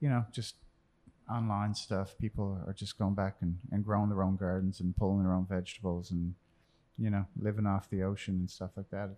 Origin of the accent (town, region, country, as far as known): Newfoundland and Labrador, Canada; born or raised there; moved away as an adult; also born or lived in Chicago